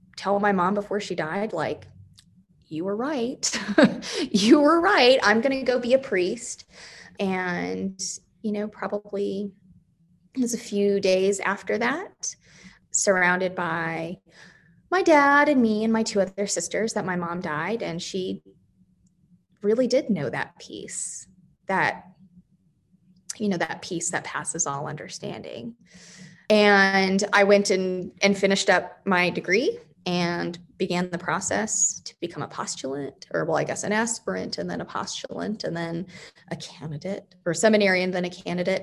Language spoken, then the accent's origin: English; just west of Phoenix, Arizona, United States; also born or lived in Wyoming; now in Oklahoma City, United States; I grew up in Arizona, just west of Phoenix